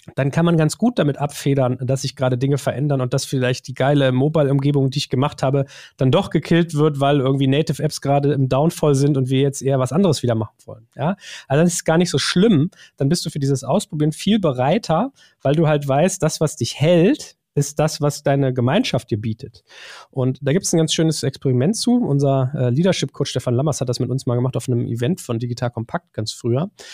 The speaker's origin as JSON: {"language": "German", "country": "Germany", "said": "wir sind das Volk der Dichter und Denker"}